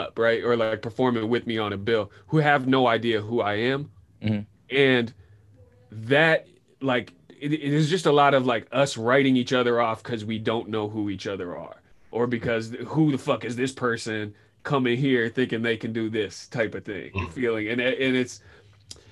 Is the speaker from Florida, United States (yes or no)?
no; Sebastopol, California, United States; moved away as an adult; also born or lived in Los Angeles; growing up in Sebastopol